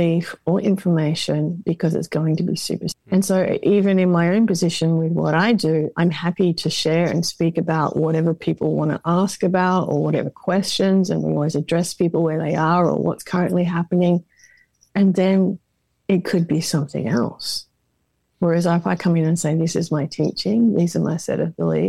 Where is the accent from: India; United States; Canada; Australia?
Australia; Perth, Western Australia; I'm from Perth, the most remote part.